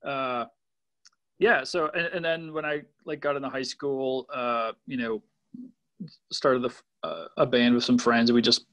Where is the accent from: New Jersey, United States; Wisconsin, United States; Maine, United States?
Wisconsin, United States; Waukesha; also born or lived in Rhinelander, Wisconsin; now in Milwaukee, United States; I was born in Waukesha. And then when I was like 11 or 12, my family moved up to Rhinelander